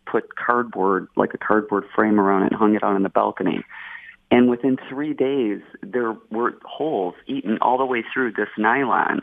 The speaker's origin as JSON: {"language": "English", "town": "Melvindale", "region": "Michigan", "country": "United States", "tie": "born or raised there", "lives_now": "St. Clair Shores, United States", "said": "I grew up in Southwest Detroit in Melvindale."}